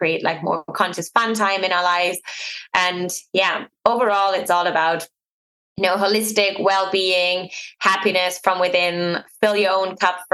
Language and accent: English; Germany; I'm born and raised in Germany